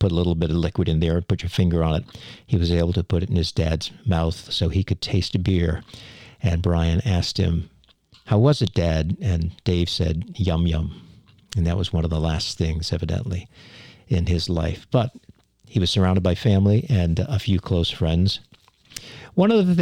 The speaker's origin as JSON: {"language": "English", "town": "Hyannis", "region": "Massachusetts", "country": "United States", "tie": "born or raised there", "said": "I was born in Hyannis, Massachusetts on Cape Cod"}